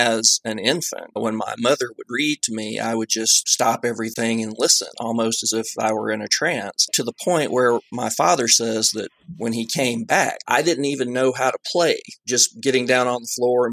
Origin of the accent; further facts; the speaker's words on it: the South, United States; I come from the South